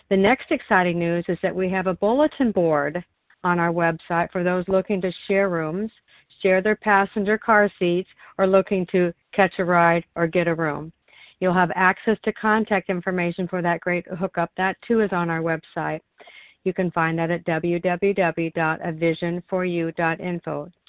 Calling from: Oregon, United States; I'm calling in from Oregon.

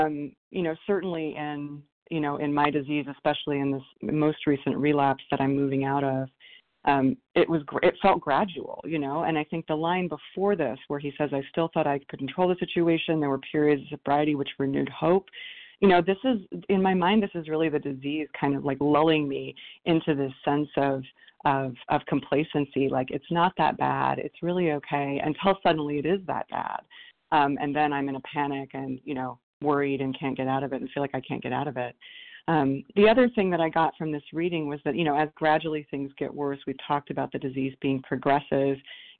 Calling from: Ann Arbor, Michigan, United States; Calling from Ann Arbor, Michigan.

